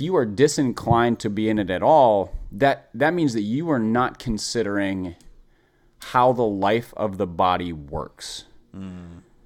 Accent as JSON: {"language": "English", "town": "Minneapolis", "region": "Minnesota", "country": "United States", "tie": "born or raised there", "said": "I grew up in Minneapolis"}